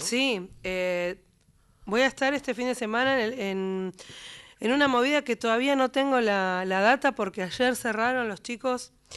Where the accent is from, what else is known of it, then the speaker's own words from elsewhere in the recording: Patagonia, Argentina; moved away; also born or lived in Comodoro Rivadavia / La Plata; mi tierra, porque me he criado escuchando a Marcelo Verbel en las voces de los hermanos Verbel